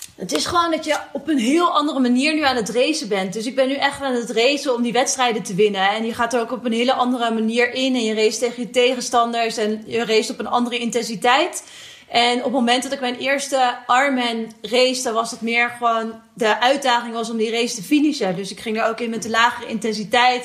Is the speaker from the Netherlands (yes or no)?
yes; Netherlands; we zijn als Nederlanders natuurlijk opgegroeid met die fiets